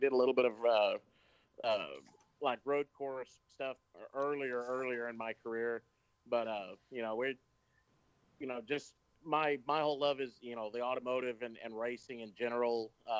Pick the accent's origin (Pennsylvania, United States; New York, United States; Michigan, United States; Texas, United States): Texas, United States; Mission; I'm way down here in Mission, Texas, which is right on the U.S.-Mexico border. Mm-hmm. If you've ever watched that show Live PD, that's my hometown.